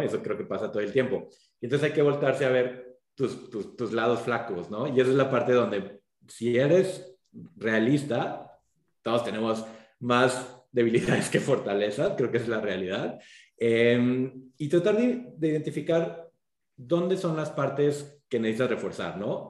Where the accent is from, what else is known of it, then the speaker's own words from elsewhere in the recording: Mexico; moved away as an adult; also born or lived in United States; como mexicanos